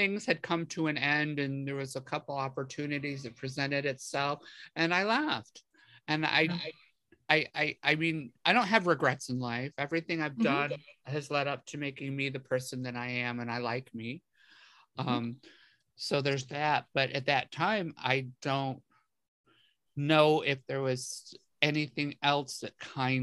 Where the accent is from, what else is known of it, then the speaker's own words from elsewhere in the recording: area outside of Rochester, New York, United States; I grew up in a very, very small town. You know, I was a 315er